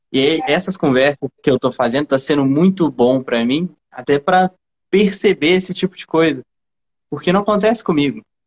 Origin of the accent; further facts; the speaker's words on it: Brazil; eu sou brasileiro